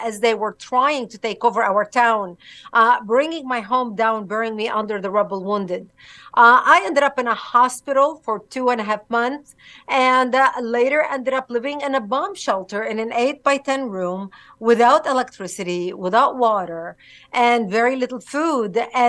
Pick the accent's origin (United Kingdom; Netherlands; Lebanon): Lebanon; I was born and raised in Lebanon, which used to be the only majority Christian country in the Middle East.